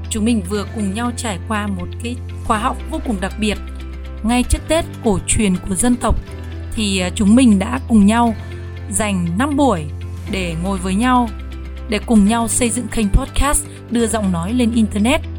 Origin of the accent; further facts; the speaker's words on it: Yên Bái, Vietnam; em sinh năm 1979, em đến từ Yên Bái, là một giáo viên giảng dạy môn tiếng Anh